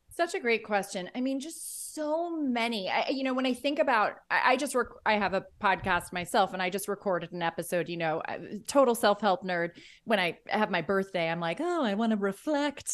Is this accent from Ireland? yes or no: yes; Ireland; I think I'm Irish